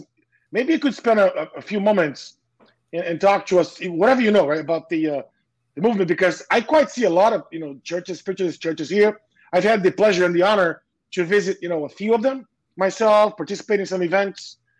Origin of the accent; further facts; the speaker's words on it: Boston, Massachusetts, United States; I'm on the other side of the pond in a place called New England. I'm sure you know where I am. I'm from Boston, right?